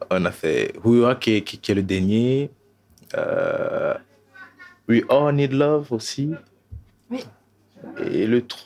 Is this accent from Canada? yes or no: no; Togo; also born or lived in Burkina Faso / Paris, France; now in Belgium; je suis parti du Togo pour le Burkina, déjà, ça fait un peu migration aussi. Donc, du coup, du Burkina, j'ai été en France, à Paris, depuis de Paris, je suis venu en Belgique.